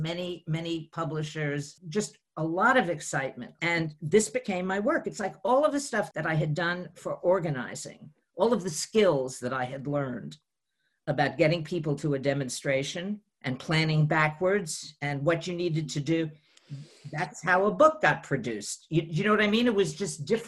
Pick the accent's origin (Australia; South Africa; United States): United States; New York City, New York; from the Bronx